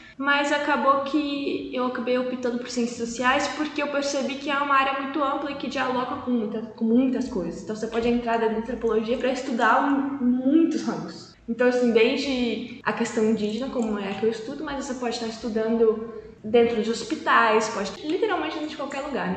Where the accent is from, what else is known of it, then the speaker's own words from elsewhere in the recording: Poços de Caldas, Minas Gerais, Brazil; moved away as an adult; also born or lived in Manaus; now in Campinas, Brazil; nasci e cresci em Poços de Caldas